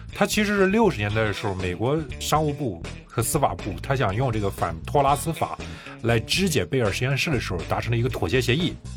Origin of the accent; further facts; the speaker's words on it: China; 我们中国人